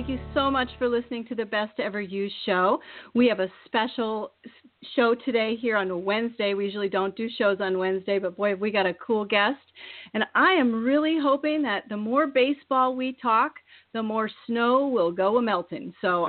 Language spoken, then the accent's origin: English; Iowa, United States; I am from Iowa. I don't know if anybody knows that or not, but I was raised in Iowa. I was Miss Iowa Teen in 1988, and I love Iowa. I went to the University of Iowa and graduated from St. Ambrose